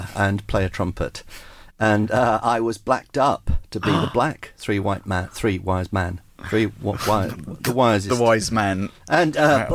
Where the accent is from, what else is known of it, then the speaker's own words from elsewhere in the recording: South Wales, United Kingdom; also born or lived in Cardiff / Ystrad Mynach / Bridgend / Cwmbran; I was born in 1955 in Cardiff in South Wales, in a part of Cardiff called Adams Down